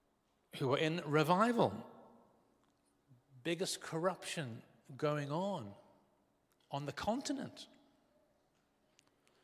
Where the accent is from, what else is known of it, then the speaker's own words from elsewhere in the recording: Northern Ireland, United Kingdom; I was brought up in Northern Ireland.